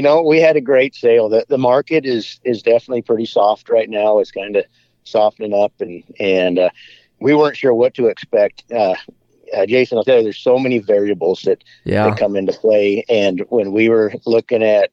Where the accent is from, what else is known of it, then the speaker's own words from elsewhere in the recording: Wyoming, United States; I grew up in Wyoming